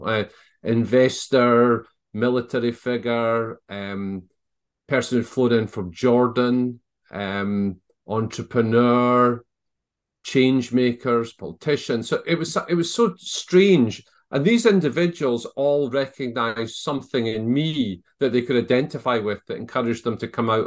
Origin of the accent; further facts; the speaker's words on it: Scotland, United Kingdom; I'm probably still the traveling Scotsman.